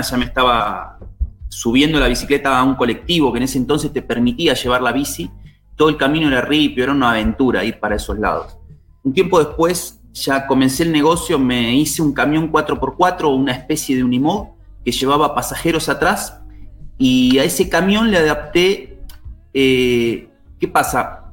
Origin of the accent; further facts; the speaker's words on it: Buenos Aires, Argentina; moved away as an adult; now in Salta, Argentina; Yo soy oriundo de Buenos Aires, me vine hacia acá, hacia Salta